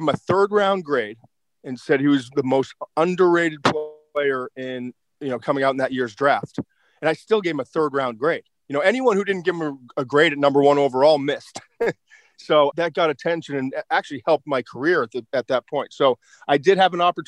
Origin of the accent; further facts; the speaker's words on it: Swampscott, Massachusetts, United States; I grew up in a small town north of Boston called Swampscott